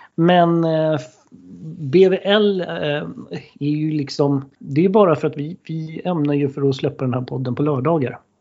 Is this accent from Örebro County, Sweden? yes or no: no; Stockholm, Stockholm County, Sweden; vi är ju båda från Stockholm och, eh, vi är ju uppvuxna i förorten Högdalen.